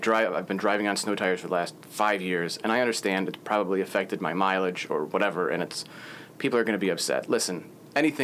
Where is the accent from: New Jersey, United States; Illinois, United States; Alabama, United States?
Illinois, United States; Chicago; I'm from Chicago